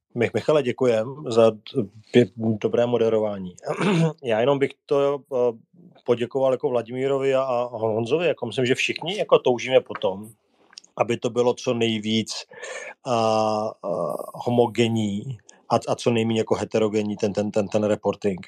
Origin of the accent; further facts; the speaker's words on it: Czechia; jako Češi